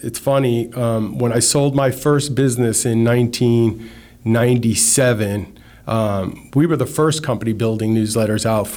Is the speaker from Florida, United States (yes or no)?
yes; Miami, Florida, United States; also born or lived in New York City; I was born in New York City and I moved to Miami in the mid 70s when I was 10 years old.